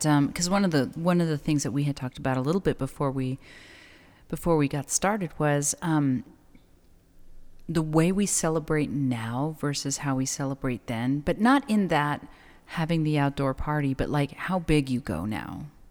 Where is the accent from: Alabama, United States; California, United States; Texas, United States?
Texas, United States; El Paso; now in Las Cruces, United States; being born and raised in El Paso